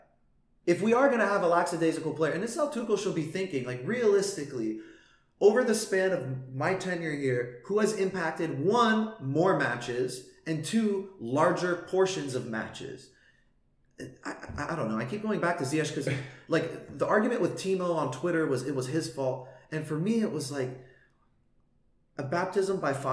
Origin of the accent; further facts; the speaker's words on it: United States; we're American